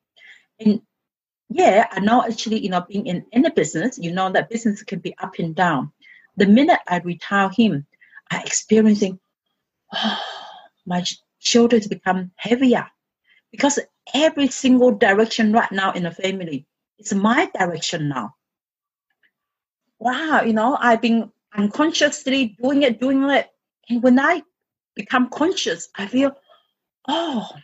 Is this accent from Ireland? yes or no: no; China; English is a second language; moved away as an adult; in my culture, I'm coming from China